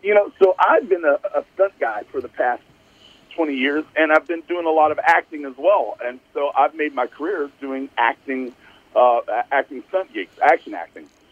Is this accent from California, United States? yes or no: no; East Texas, United States; I grew up in East Texas